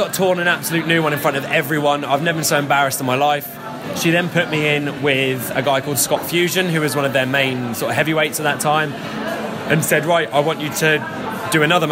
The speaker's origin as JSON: {"language": "English", "area": "Gorleston", "region": "East of England", "country": "United Kingdom", "tie": "born or raised there", "also_born_or_lived": "Norwich", "said": "we're running a training session before a show in Galston, which is my hometown"}